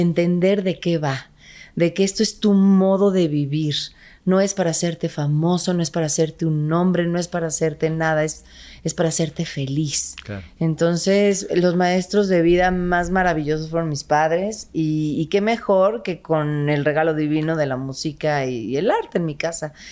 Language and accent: Spanish; Guadalajara, Jalisco, Mexico; Yo soy de Guadalajara, Jalisco